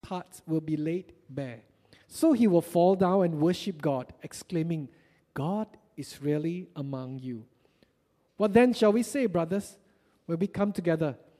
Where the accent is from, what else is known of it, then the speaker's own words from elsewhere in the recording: Batu Pahat, Johor, Malaysia; moved away; also born or lived in Singapore; I came from Batu Pahat, beautiful town in Malaysia